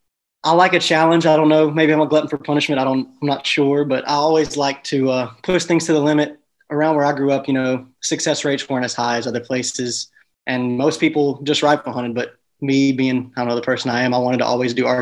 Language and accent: English; East Texas, United States; now in Lake Charles, United States; I grew up in East Texas, so hunting's been a part of my life my whole life